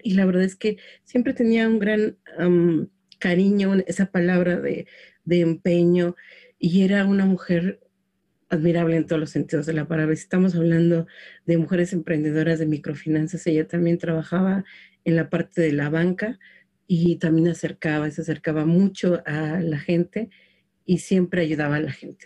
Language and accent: Spanish; Mexico City, Mexico; yo crecí en Xochimilco